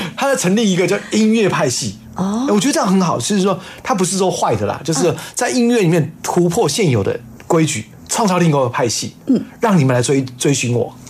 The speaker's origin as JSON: {"language": "Chinese", "country": "Taiwan", "tie": "born or raised there", "said": "妈妈是闽南人啊，就等于是啊。大陆过来那一带，嗯。呃，民国三十八年迁过来这一带，然后在台湾在扎根，生下的这，我们这一些小鬼"}